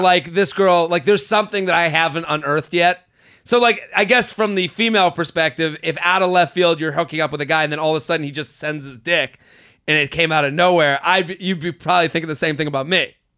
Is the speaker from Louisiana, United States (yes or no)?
no; Boston, Massachusetts, United States; moved away; I'm coming to Boston. I would love to see some happy faces in Boston. So that is my hometown.